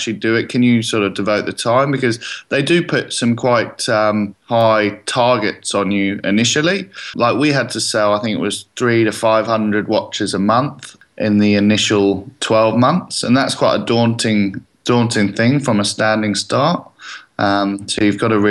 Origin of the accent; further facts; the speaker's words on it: England, United Kingdom; now in Australia; I'm English